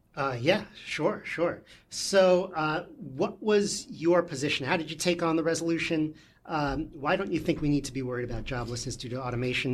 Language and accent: English; New York, United States; we're from New York here, so if you want to learn how to speak in New York